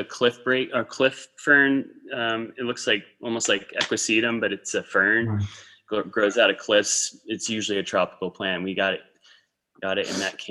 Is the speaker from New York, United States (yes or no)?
yes; Hudson Valley, New York, United States; now in Arizona, United States; I am from the Hudson Valley originally